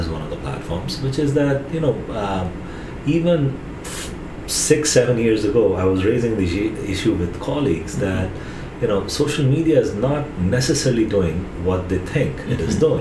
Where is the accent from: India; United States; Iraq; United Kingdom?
India; Growing up in India, we did not have voicemails